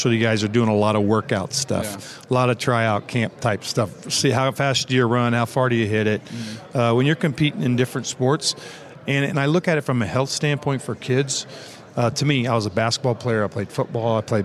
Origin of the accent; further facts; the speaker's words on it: Evansville, Indiana, United States; a lot of guys coming from a small town like me. I'm coming from Evansville, Indiana.